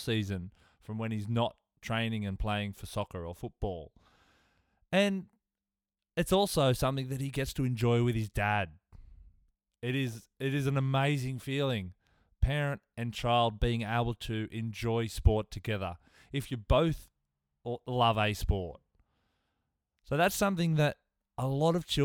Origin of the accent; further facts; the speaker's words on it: Tamworth, New South Wales, Australia; Somebody I grew up with in Tamworth